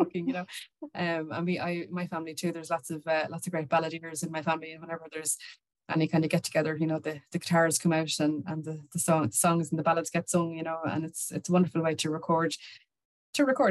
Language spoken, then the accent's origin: English; Wexford, Leinster, Ireland; I'm from Wexford